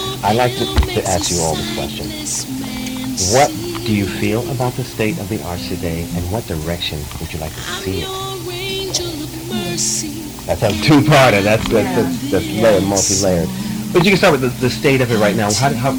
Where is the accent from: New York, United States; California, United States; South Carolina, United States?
New York, United States; Brooklyn; I grew up in New York too, so I went to school in Brooklyn. You know, I grew up in Brooklyn, but I went to school in Queens